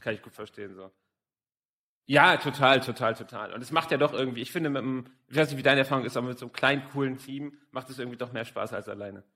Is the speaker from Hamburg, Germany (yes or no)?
yes; Hamburg, Germany; Ich komme ja selber aus Hamburg, also zwei Norddeutsche heute hier zusammen